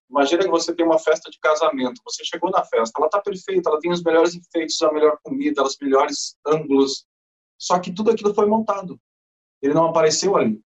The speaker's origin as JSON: {"language": "Portuguese", "country": "Brazil", "said": "o Overdrive é do Brasil com maior orgulho, somos brasileiros"}